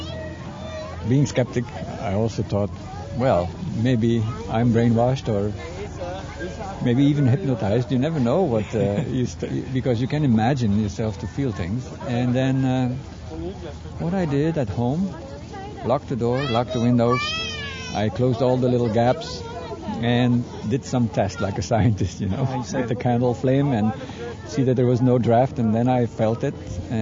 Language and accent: English; Belgium; I am from Belgium